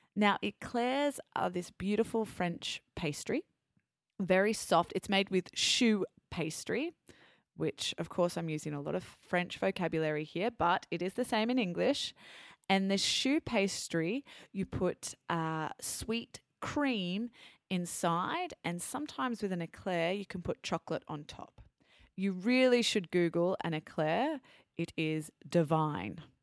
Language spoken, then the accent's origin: English; Australia; accent: Australian; now in France; my Australian accent.